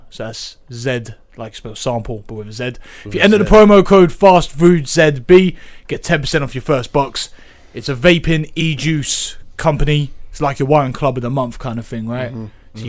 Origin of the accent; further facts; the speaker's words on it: England, United Kingdom; we're all English, innit? We all go back.